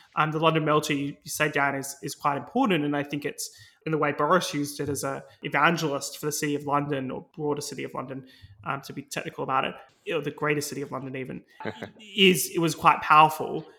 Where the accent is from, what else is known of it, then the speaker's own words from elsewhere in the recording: Australia; now in United Kingdom; my home country, Australia